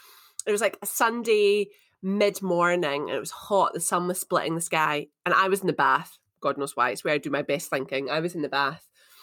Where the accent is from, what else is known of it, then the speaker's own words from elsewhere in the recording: Edinburgh, Scotland, United Kingdom; Whereas I don't expect it because I'm from Edinburgh.